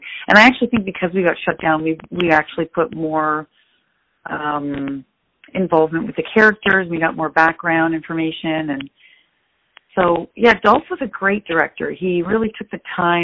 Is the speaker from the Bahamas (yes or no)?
no; Canada; as a Canadian, I've never sort of even picked up a gun before